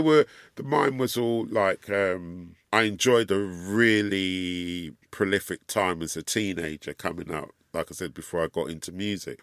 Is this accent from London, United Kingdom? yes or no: yes; London, United Kingdom; And we grew up in London, and here in the U K